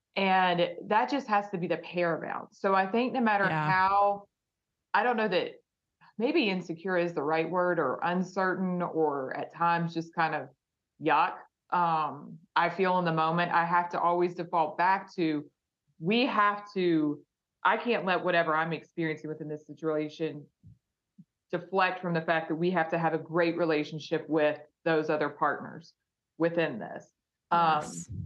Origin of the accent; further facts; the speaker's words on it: West Virginia, United States; growing up in West Virginia when you're five